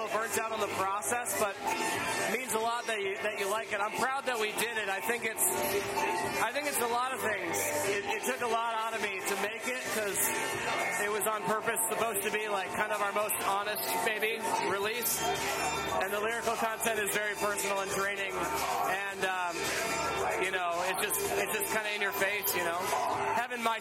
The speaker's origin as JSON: {"language": "English", "town": "Milwaukee", "region": "Wisconsin", "country": "United States", "tie": "born or raised there", "said": "I grew up in Milwaukee with a band."}